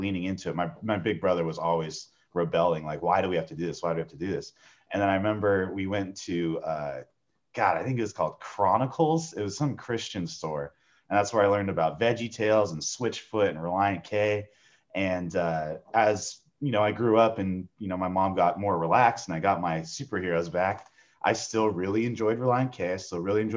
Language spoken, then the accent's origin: English; San Diego, California, United States; Born and raised in San Diego, California.